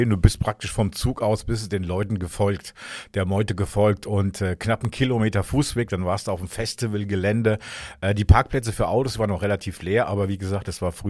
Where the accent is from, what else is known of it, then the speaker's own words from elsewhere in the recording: Tübingen, Baden-Württemberg, Germany; ich komme aus Tübingen, Baden-Württemberg.